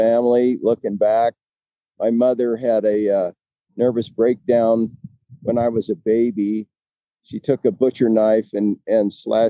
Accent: Palisade, Colorado, United States; Yeah. A little town called Palisade, foot of Grand Mesa.

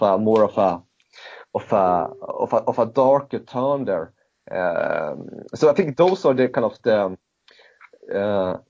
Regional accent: Sweden; growing up in Sweden during that period of time

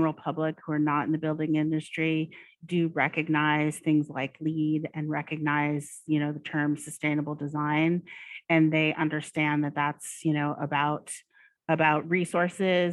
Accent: Oregon, United States; I grew up in Oregon

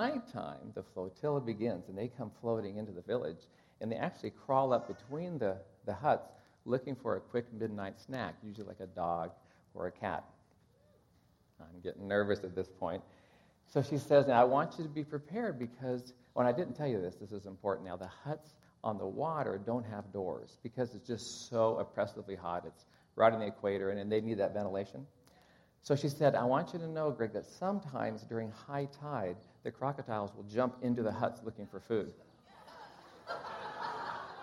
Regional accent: Kansas, United States; I'm from Kansas

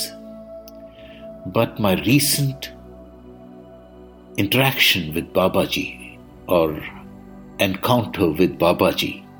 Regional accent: India; I am the Indian monk.

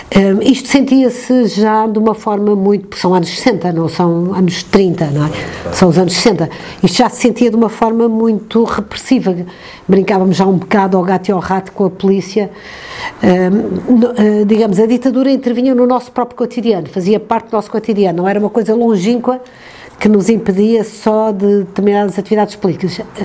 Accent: Porto, Norte, Portugal; also born or lived in Coimbra / Bairrada / Sangalhos; O meu pai era engenheiro e vivíamos no Porto

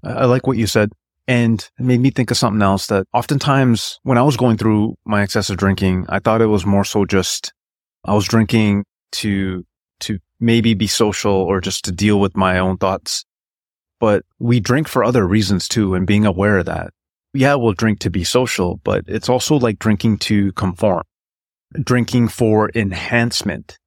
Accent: British Columbia, Canada; I was born in Canada, in British Columbia

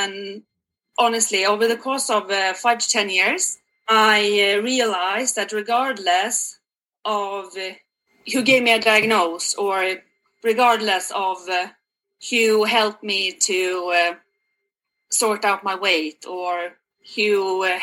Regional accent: Sweden; moved away as an adult; now in Canada; I'm originally from Sweden, and I have lived abroad for the past uh, 10 years yeah. in uh, three different countries, believe it or not. Last but not the least one, I hope, is Canada.

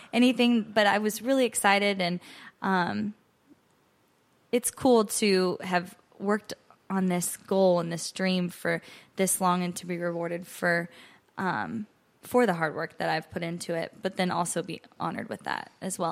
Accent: Ogallala, Nebraska, United States; moved away as an adult; now in Nashville, United States; I am originally from Ogallala, Nebraska

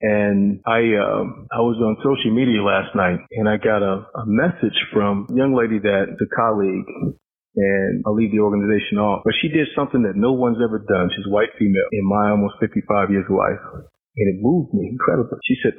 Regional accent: Deep South, United States; I truly learned what racism was, Jason, even though I grew up in the Deep South, when I became a police officer.

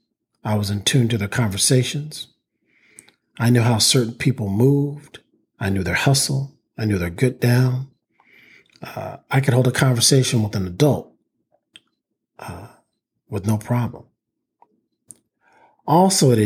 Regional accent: East Palo Alto, California, United States; We grew up in East Palo Alto, California, a predominantly African-American neighborhood south of San Francisco.

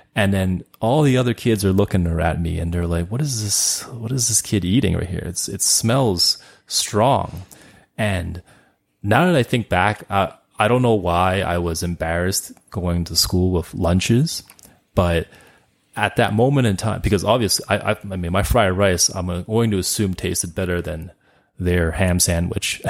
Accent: Calgary, Alberta, Canada; also born or lived in Montreal, Quebec; I was born in Canada and I've been living here for almost all of my thirty-eight years

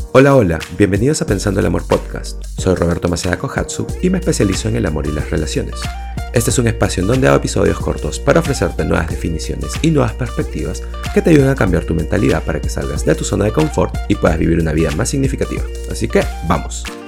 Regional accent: Peru; moved away as an adult; also born or lived in Lima, Peru / Cusco, Peru; now in Madrid, Spain; soy de Perú y ahora me he mudado a Madrid

